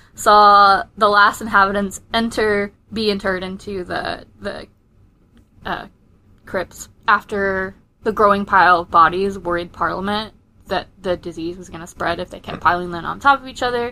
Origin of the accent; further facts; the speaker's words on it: Fleetwood, North West England, United Kingdom; the time I grew up in England is Fleetwood